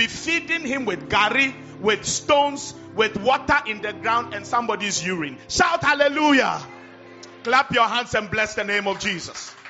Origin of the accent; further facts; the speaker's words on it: Accra, Greater Accra, Ghana; when we were growing up, I was born in Labadi